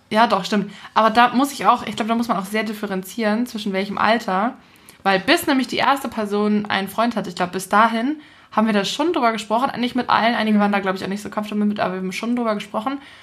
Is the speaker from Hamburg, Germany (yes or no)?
yes; Hamburg, Germany; ich bin ja mitten in der Stadt groß geworden